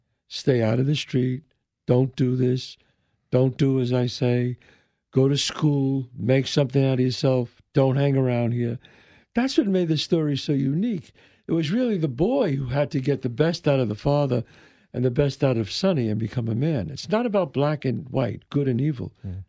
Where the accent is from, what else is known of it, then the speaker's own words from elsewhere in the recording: New York City, New York, United States; now in Westchester, United States; Bronx was, I grew up 187 in Belmont, and it was a great, great upbringing.